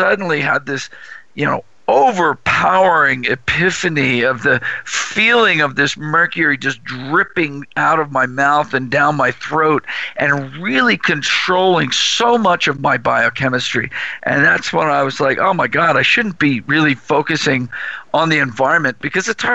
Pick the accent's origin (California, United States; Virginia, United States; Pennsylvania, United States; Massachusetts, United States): Pennsylvania, United States; Bethlehem; moved away; also born or lived in Illinois; came from Bethlehem, Pennsylvania. I like to say the birthplace of Jesus and me, but that's not true. It is the birthplace of Bethlehem Steel and me, and I lived about 2 miles away from the blast furnaces there.